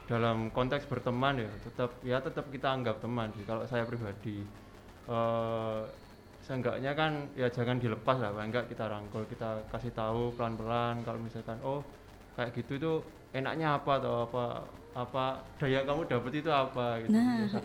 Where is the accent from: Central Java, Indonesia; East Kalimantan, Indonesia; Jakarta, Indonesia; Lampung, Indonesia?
Central Java, Indonesia; now in Jember, Indonesia; Uh, saya kebetulan merantau.